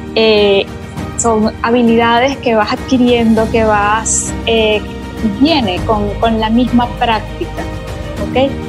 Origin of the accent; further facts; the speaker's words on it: Venezuela; moved away as an adult; now in Panama; soy venezolana de nacimiento, soy panameña de corazón hace cinco años ya que estoy acá